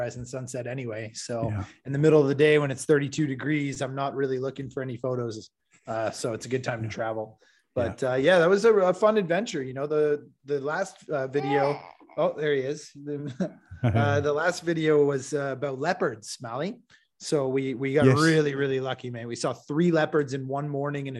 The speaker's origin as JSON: {"language": "English", "town": "Toronto", "region": "Ontario", "country": "Canada", "tie": "born or raised there", "also_born_or_lived": "British Columbia", "moved": "as an adult", "lives_now": "Hamburg, Germany", "said": "I'm from Toronto, and that's where I grew up."}